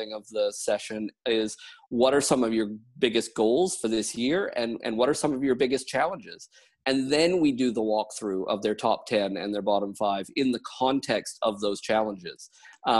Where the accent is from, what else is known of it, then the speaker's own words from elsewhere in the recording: Canada; also born or lived in United Kingdom / New Zealand; now in Wellington, New Zealand; I'm Canadian by origin, and I moved to the UK